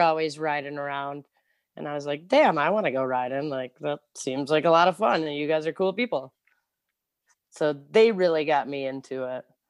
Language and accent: English; Clio, Michigan, United States; also born or lived in Ypsilanti, Michigan; now in Detroit, United States; I lived, I grew up in Clio. It's, like, in the middle of nowhere